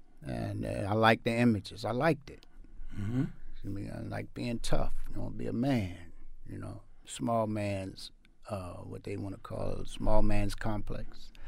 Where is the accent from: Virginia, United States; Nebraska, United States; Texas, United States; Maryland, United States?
Maryland, United States; Baltimore; I grew up in East Baltimore. I am the second of six children. And we lived in the projects.